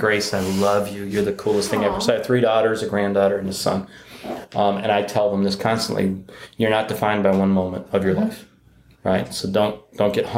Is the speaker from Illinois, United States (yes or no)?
no; Detroit, Michigan, United States; I'm from Detroit